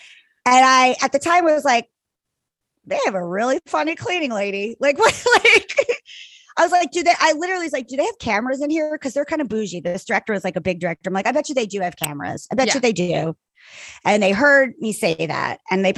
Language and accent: English; Ireland; I'm Irish. I could have at least four glasses of wine, probably not even really be that drunk.